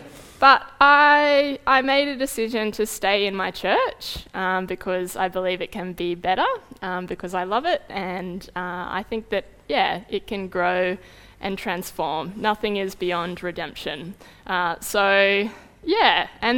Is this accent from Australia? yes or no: yes; Tamworth, New South Wales, Australia; moved away as an adult; now in Sydney, Australia; grown up in the Anglican Church. I was baptised and confirmed in the Anglican Church outside of Sydney in the Armidale Diocese. I grew up in Tamworth. Then I moved to Sydney, and very shortly into moving to Sydney for uni, I realised that I was gay.